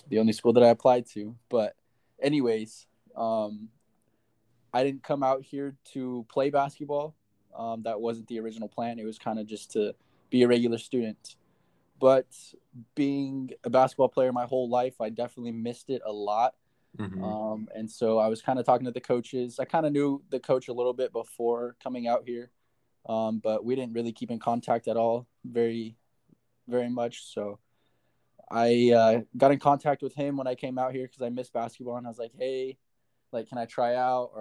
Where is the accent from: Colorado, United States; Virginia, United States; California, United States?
Colorado, United States; Denver; moved away as an adult; now in Hawaii, United States; I am originally from Denver, Colorado, born and raised.